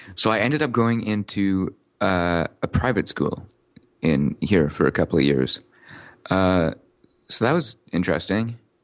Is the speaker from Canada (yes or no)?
yes; Canada; also born or lived in Newcastle, England; I'm Canadian